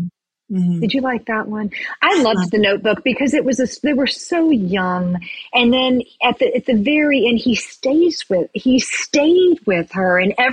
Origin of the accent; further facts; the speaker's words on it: Tennessee, United States; That's right. I'm from Tennessee. Banana pudding.